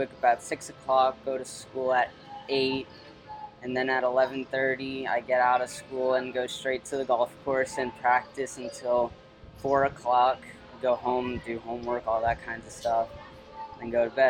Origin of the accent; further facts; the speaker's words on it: McKinney, Texas, United States; I'm from McKinney, Texas.